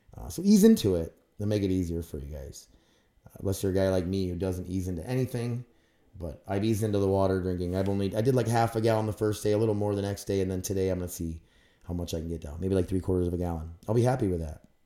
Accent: Grand Forks, North Dakota, United States; I'm from Grand Forks, North Dakota.

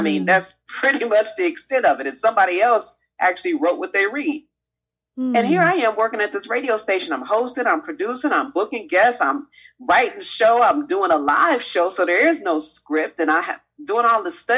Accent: Chicago, Illinois, United States; I grew up on the South Side of Chicago

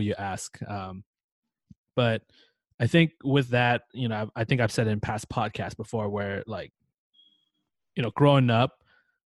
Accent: United States; being an American

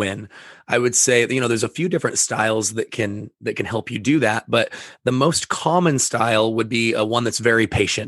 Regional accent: Sequim, Washington, United States; I grew up in Esquim, Washington

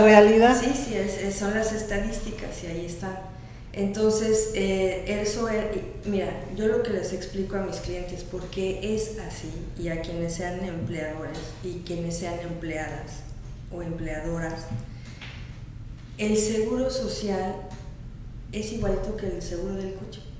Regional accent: Mexico City, Mexico; moved away as an adult; now in Mérida, Mexico; yo soy de la Ciudad de México y de Ciudad de México me vine a vivir a Mérida el año pasado

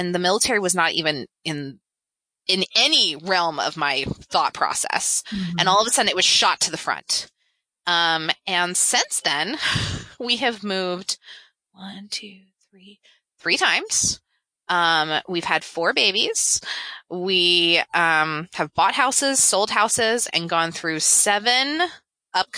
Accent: Memphis, Tennessee, United States; I grew up in Memphis, Tennessee

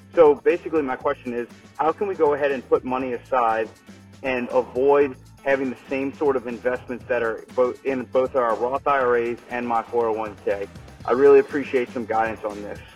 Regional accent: New Orleans, Louisiana, United States; I'm thirty-two years old, and I'm from New Orleans, Louisiana

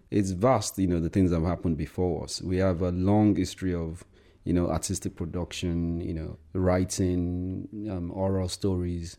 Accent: Nigeria; now in United Kingdom; being a person of color or being Nigerian

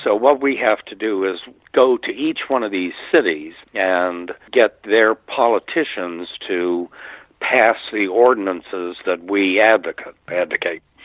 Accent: Northern Virginia, United States; moved away as an adult; now in West Palm Beach, United States; I grew up in Northern Virginia, just outside of Washington

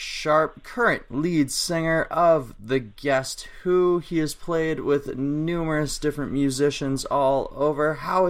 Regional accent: Canada; as a Canadian

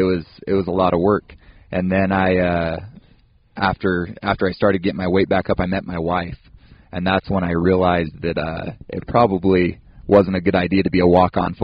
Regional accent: West Valley City, Utah, United States; I grew up in West Valley City. Went to Hunter High there

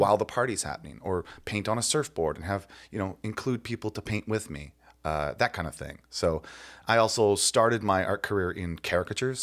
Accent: Ohio, United States; I grew up in Ohio

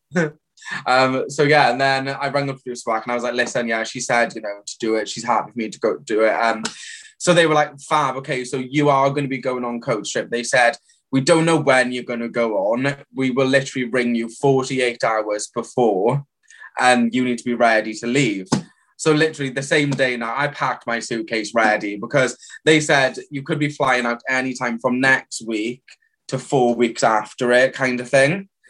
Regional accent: the Valleys, Wales, United Kingdom; "Oh, you're from the valleys, are you?" And I'm like, "Yeah, I actually am."

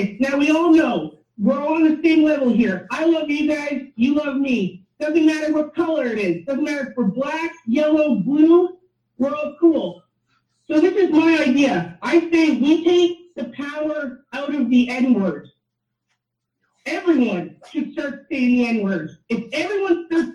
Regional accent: Canada; I'm Canadian

